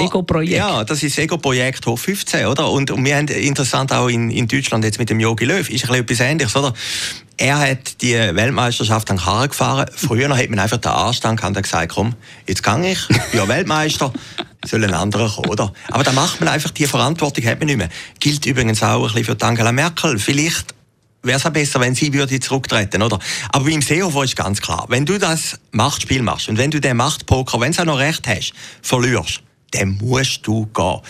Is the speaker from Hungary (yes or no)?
no; Switzerland; in der Schweiz